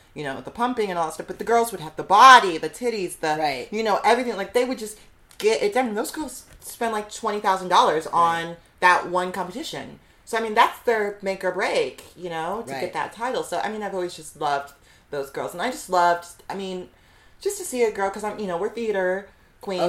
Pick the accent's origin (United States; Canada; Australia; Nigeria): United States; Fort Wayne, Indiana; now in New York City, United States; I'm from Fort Wayne, Indiana